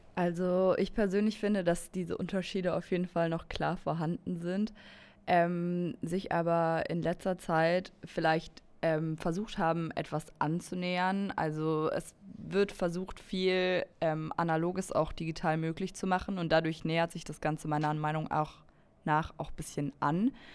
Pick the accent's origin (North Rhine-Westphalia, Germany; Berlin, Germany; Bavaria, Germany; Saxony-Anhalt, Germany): Berlin, Germany; ich komme auch aus Berlin